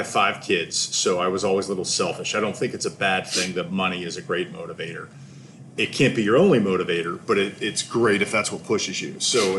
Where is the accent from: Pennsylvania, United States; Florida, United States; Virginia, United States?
Pennsylvania, United States; Pittsburgh; I'm from Pittsburgh, Pennsylvania.